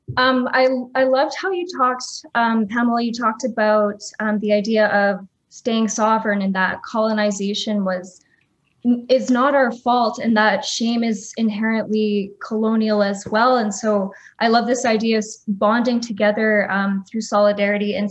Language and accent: English; Winnipeg, Manitoba, Canada; also born or lived in Kuchiching; I'm Anishinaabe from Kuchiching, but born and raised here in Winnipeg